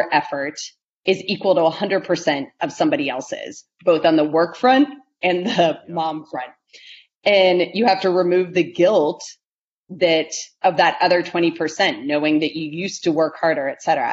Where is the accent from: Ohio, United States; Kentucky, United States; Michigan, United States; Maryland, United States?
Ohio, United States; growing up in Ohio